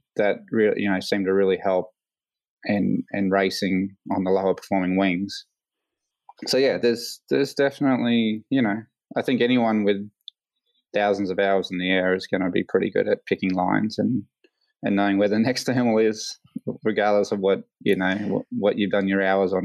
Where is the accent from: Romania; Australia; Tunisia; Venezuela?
Australia; Queensland; also born or lived in California; I was born here